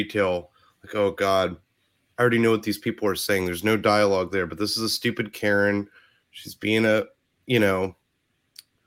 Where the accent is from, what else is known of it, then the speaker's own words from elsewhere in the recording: Ohio, United States; accent: Ohio; my Ohio accent